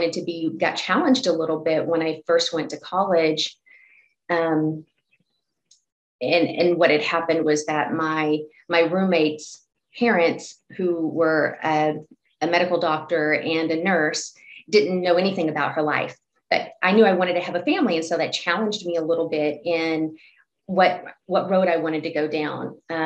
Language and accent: English; Texas, United States; now in Oregon, United States; I grew up in Texas.